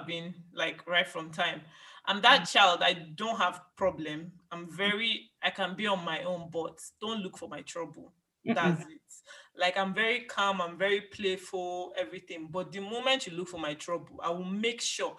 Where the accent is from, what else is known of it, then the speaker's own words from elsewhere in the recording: Nigeria; now in United Kingdom; An Igbo girl. I'm from Nigeria. I'm a doctor in the UK.